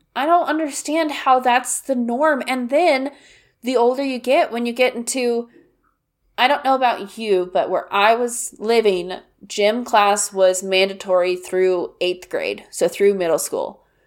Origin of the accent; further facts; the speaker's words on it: Kansas, United States; I grew up in Kansas